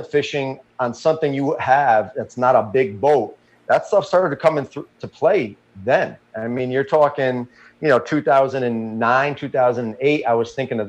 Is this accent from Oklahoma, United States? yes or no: no; Orange, Connecticut, United States; I grew up in Orange, Connecticut